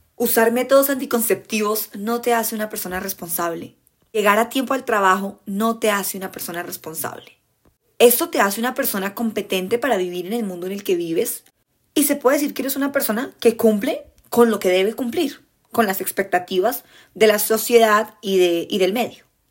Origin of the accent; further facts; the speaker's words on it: Colombia; accent: Colombian; en mi acento colombiano